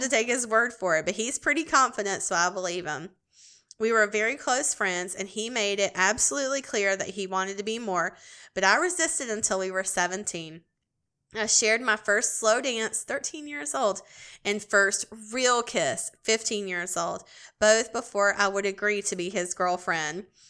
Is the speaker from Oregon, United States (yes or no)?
no; Greenville, South Carolina, United States; Greenville, South Carolina. Dude, that's my hometown